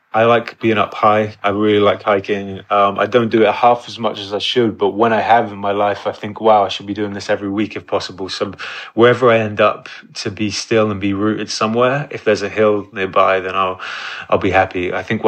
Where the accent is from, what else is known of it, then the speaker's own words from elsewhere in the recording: Exeter, South West England, United Kingdom; moved away; growing up in Exeter and Devon, that was my kind of upbringing